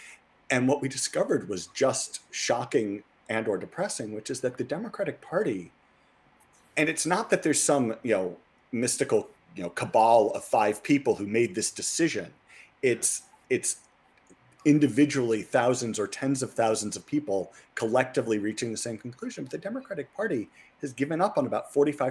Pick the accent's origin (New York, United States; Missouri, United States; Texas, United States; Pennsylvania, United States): Missouri, United States; I grew up in Missouri, and when I was a kid, it was a blue state